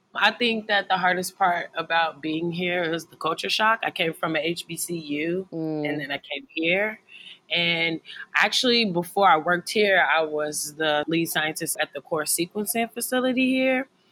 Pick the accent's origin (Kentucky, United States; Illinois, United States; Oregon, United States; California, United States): Kentucky, United States; Lexington; I grew up in Lexington